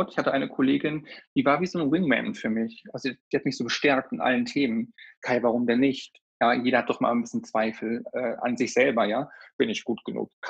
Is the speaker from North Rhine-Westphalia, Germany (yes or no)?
yes; North Rhine-Westphalia, Germany; born there; gebürtig bin ich aus der Nähe von Paderborn. Ich nenne es aber auch Paderboring.